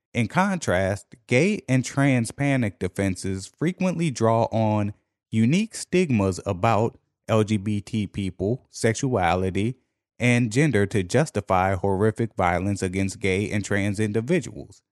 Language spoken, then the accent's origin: English; Washington, District of Columbia, United States; D C, however, my hometown